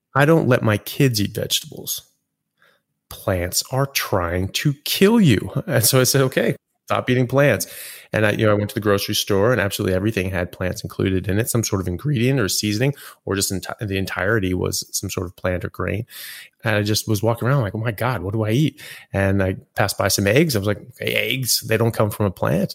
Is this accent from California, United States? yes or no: yes; California, United States; also born or lived in Europe / England; now in Australia; I grew up in California and then have lived pretty much everywhere since then, all over U S and in Europe and now Australia